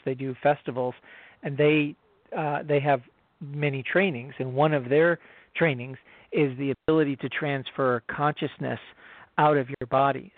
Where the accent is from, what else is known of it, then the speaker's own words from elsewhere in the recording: United States; I'm an American